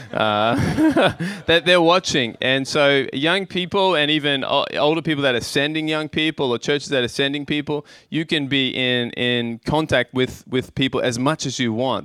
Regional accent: Australia; moved away as an adult; now in Tokyo, Japan; growing up in Australia, in a small town

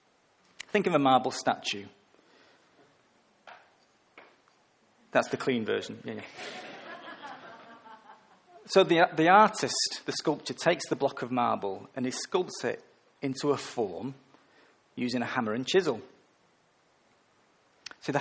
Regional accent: England, United Kingdom; I'm English, a male and a middle-aged

